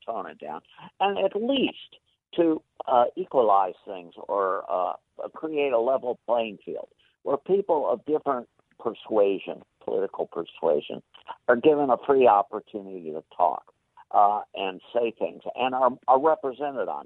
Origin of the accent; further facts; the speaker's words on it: Champaign-Urbana, Illinois, United States; moved away; also born or lived in Ohio; I am originally from Illinois myself